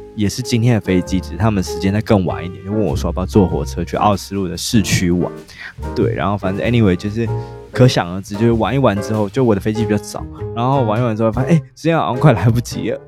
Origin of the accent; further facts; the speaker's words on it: Taiwan; 可能是因为我是台湾人